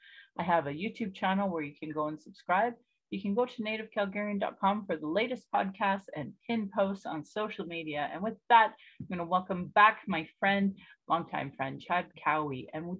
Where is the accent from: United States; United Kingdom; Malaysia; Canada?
Canada; Calgary, Alberta; I was born in Calgary or in Blackfoot Mekinstis as … an English name which has afforded me privilege in an English colonial world. My mother is Northern Slavey Dene or Satu Dene